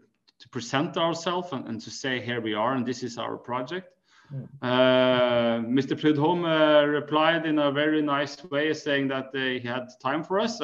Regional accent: Norway; we come from Norway.

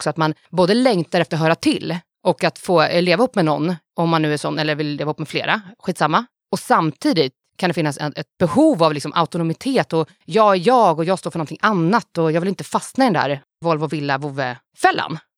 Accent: Stockholm County, Sweden; accent: Stockholm; För vissa säger att jag har en riktigt bred stockholmska.

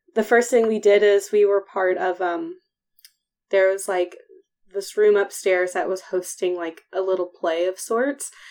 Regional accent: Athens, Ohio, United States; moved away; I'm from Athens.

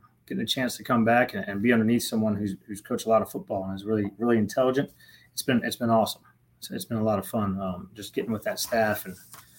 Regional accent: Merritt Island, Florida, United States; moved away as an adult; also born or lived in Tampa, Florida; now in West Point, United States; I'm from Merritt Island.

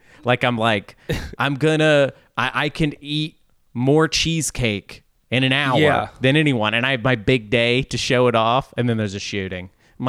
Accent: Arkansas, United States; I'm from Arkansas.

